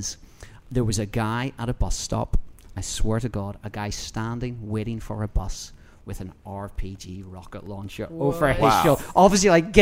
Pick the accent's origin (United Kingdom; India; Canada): United Kingdom; Northern Ireland; now in United States; growing up in Northern Ireland